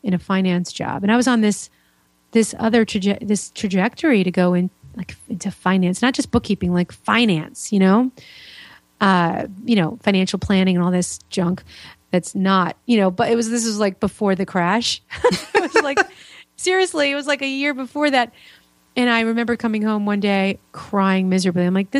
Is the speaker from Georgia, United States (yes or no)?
no; New York, United States; also born or lived in Florida; now in Indiana, United States; I'm originally from New York, so I've been around